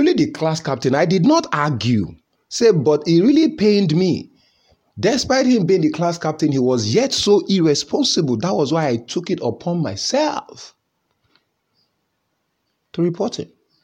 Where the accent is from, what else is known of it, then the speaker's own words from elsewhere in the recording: Nigeria; as a Nigerian